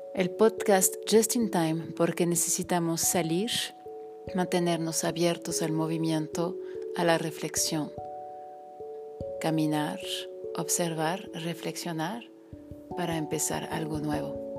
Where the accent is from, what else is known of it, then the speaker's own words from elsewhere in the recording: France; now in Mexico; je suis française